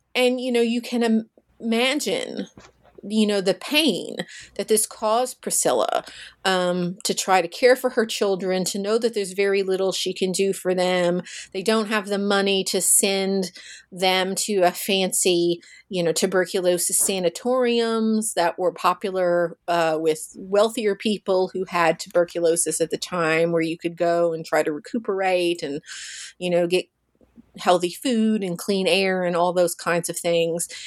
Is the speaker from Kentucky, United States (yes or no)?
yes; Russellville, Kentucky, United States; I'm from Kentucky. I'm from a small town called Russellville